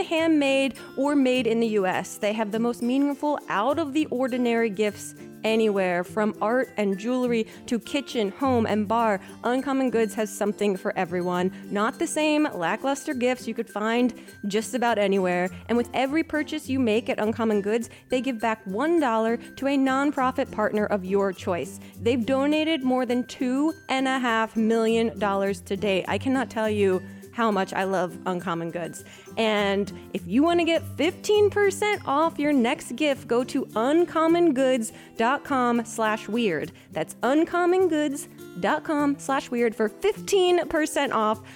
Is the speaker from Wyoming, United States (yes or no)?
no; New Jersey, United States; I'm from New Jersey